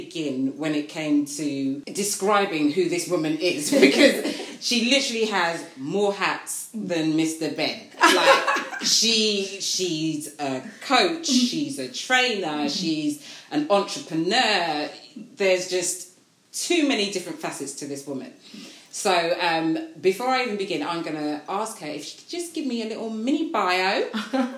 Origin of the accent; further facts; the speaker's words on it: Slough, South East England, United Kingdom; my hometown